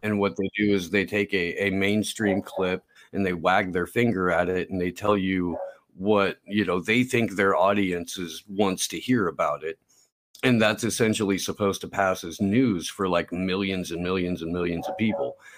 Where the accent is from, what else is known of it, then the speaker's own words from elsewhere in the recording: Indiana, United States; moved away as an adult; also born or lived in Santa Cruz Mountains, California / Central California; now in California, United States; I grew up in Indiana